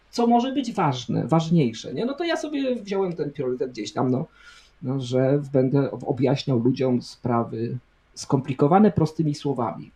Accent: Poland; urodziliśmy się w Polsce

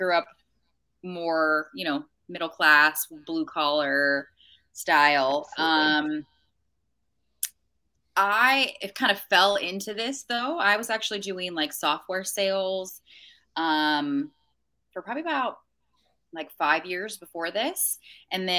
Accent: San Francisco Bay Area, California, United States; now in Arizona, United States; So I'm originally from California. I'm from like the San Francisco Bay Area. But I haven't lived there in a long time

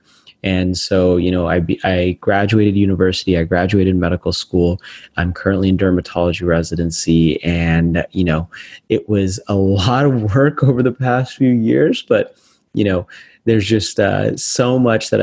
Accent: Las Vegas, Nevada, United States; my hometown of Las Vegas

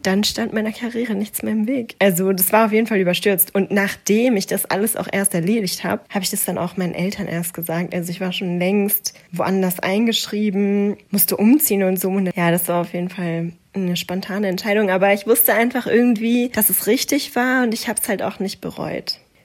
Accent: a small town in North Rhine-Westphalia, Germany; now in Frankfurt, Germany; ich komme aus einer Kleinstadt in Nordrhein-Westfalen.

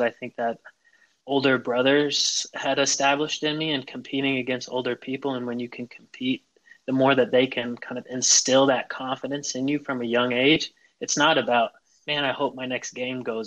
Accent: Chico, California, United States; I grew up in Northern California in Chico

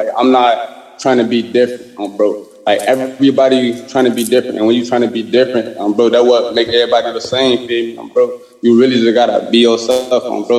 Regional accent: Chicago, Illinois, United States; I love my city, baby

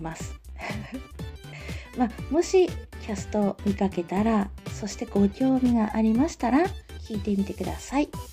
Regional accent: Tsugaru, Aomori, Japan; accent: Tsugaru dialect; 私青森県に住んでおります、えー、津軽地方に住んでいるので津軽弁という方言を話しますなので方言女子です

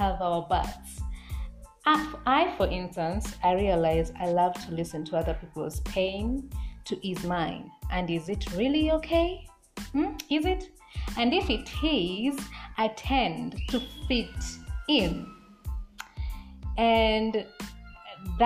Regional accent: Kenya; I'm a Kenyan woman

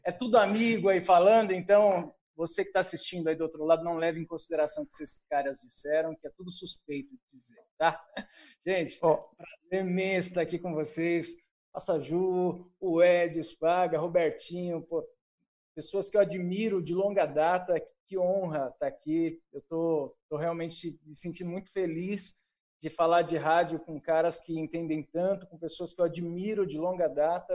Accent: São Paulo, Brazil; also born or lived in Caieiras; eu sou paulistano, né? Nasci em Caieiras, morei muitos anos, minha família toda mora num bairro chamado Perus, que, que fica mais afastado do, do centro de São Paulo, a gente cresceu lá.

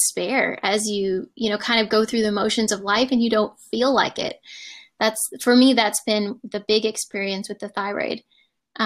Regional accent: Michigan, United States; moved away; I'm originally from Michigan

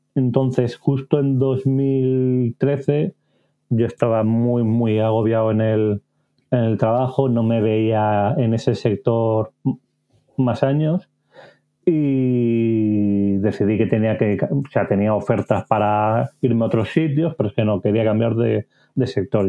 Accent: Barcelona, Catalonia, Spain; nací y vivo en Barcelona

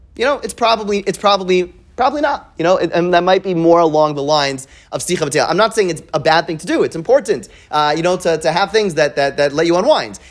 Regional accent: Montreal, Quebec, Canada; I grew up in Montreal

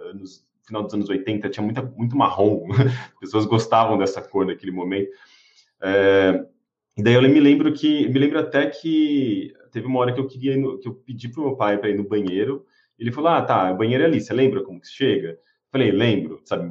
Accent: Osasco, São Paulo, Brazil; eu cresci em Osasco, né? Assim, da minha infância até ali adolescência, é, eu cresci em Osasco

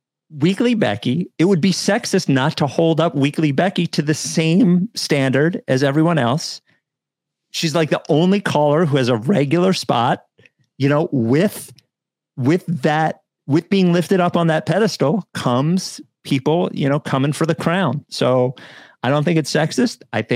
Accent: Australia; I'm from Australia, and I don't really understand the context of NBA off seasons

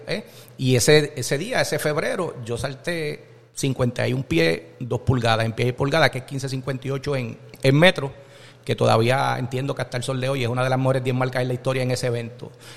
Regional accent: Jayuya, Puerto Rico; moved away as an adult; cuando yo llegué a la católica asustadito de Jayuya

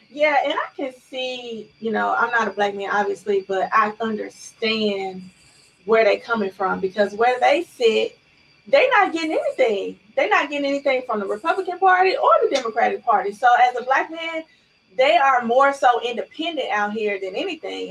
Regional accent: Chattanooga, Tennessee, United States; now in Nashville, United States; I'm from Chattanooga, born in Alton Projects, raised in City View

